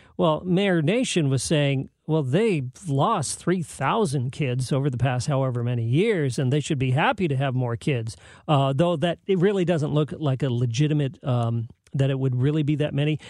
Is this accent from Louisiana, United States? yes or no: no; San Jose, California, United States; moved away; I grew up in San Jose, the suburban part of the Bay Area